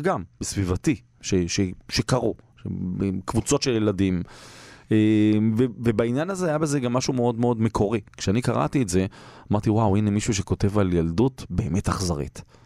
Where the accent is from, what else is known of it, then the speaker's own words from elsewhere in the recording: Holon, Tel Aviv District, Israel; אני גדלתי בשכונה, לא בתל אביב, בחולון